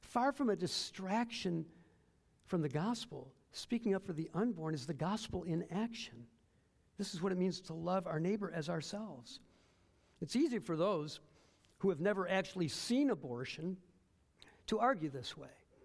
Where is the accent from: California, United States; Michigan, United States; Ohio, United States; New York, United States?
Michigan, United States; Detroit; moved away as an adult; also born or lived in Fort Wayne, Indiana; Detroit, my hometown